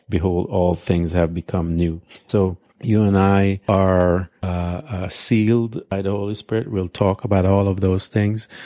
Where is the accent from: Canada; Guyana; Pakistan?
Guyana; now in United States; I remember when I came from Guyana and I had had to give up my Guyanese citizenship uh, to, in order to become an American citizen.